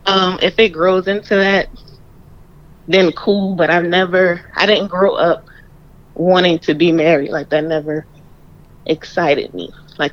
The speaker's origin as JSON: {"language": "English", "town": "Savannah", "region": "Georgia", "country": "United States", "tie": "born or raised there", "moved": "yes", "lives_now": "Charlotte, United States", "said": "I'm from Savannah, Georgia."}